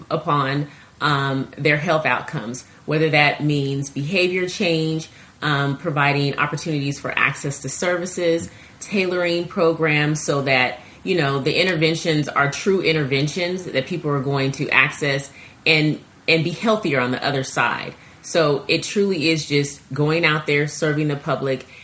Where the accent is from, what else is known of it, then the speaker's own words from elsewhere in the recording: Seattle, Washington, United States; I grew up in Seattle, Washington